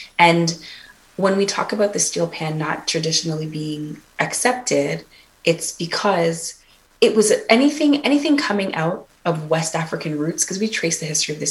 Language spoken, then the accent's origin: English; Toronto, Ontario, Canada; I'm definitely from Toronto. I am first generation Canadian, but born to parents from the Twin Islands of Antigua and Barbuda